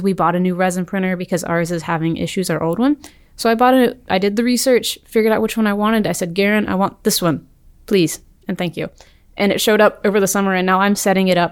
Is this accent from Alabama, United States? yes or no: yes; Birmingham, Alabama, United States; I'm from Birmingham, Alabama.